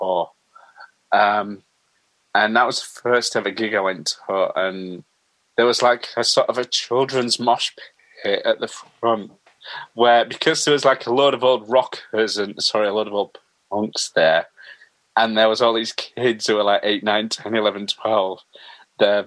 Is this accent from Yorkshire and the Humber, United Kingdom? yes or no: yes; Halifax, Yorkshire and the Humber, United Kingdom; also born or lived in Brighouse; I was born in Halifax in West Yorkshire, at the General, and we lived in Maidenroyd, which is a few miles outside Halifax. And then after that we moved to Bailiff Bridge, which is in Brighouse. So basically, yeah, sort of West Yorkshire